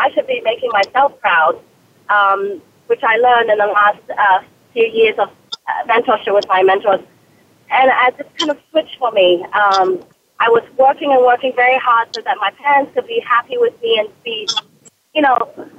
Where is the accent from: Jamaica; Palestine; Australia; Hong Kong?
Hong Kong; born there; accent: British; I was born in Hong Kong. I am fully Chinese, although if you looked at pictures of me, you will not believe that most people think I'm mixed. I also have a British accent, which throws people off.